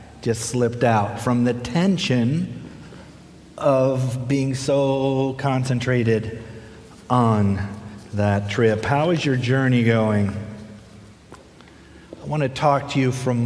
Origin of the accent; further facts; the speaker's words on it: Midwest, United States; moved away as an adult; also born or lived in Minnesota / Puerto Rico / Chicago / Berrien Springs; now in Florida, United States; I grew up in the Midwest